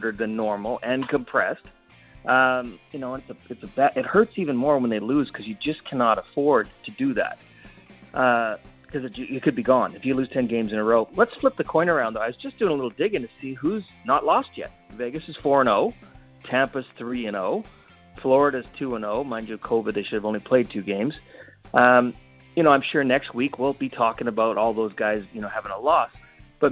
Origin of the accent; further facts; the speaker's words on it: Saskatchewan, Canada; moved away; I grew up in Saskatchewan